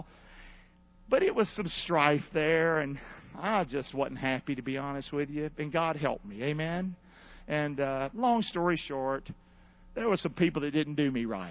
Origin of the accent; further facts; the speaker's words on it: Rockingham, North Carolina, United States; now in Englewood, United States; I'm not from here. I'm from Rockingham, North Carolina. But Englewood's my town